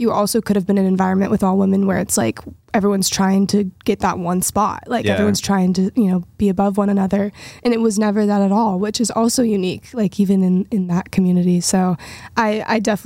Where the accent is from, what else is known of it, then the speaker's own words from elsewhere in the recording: Nashville, Tennessee, United States; growing up in Nashville